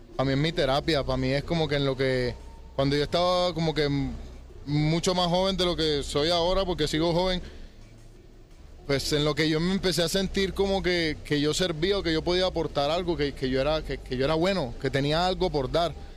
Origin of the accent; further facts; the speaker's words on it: Colombia; aparte de Colombia, pues que es de donde yo soy